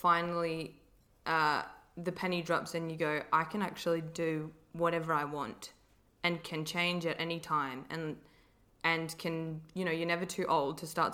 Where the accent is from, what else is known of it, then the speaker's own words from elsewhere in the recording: Wollongong, New South Wales, Australia; I grew up in Wollongong